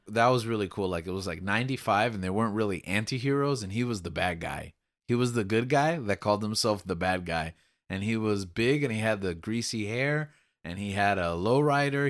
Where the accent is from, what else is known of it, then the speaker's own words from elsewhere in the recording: Miami, Florida, United States; Cuban culture, a big part of, like, growing up in Miami, especially in the nineties